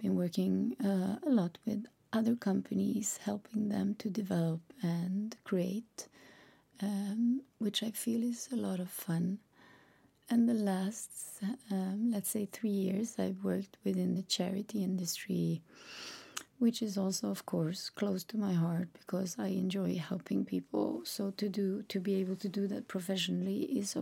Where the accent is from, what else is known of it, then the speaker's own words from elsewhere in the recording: Sweden; English is a second language; I'm Swedish, which means that English is not my native language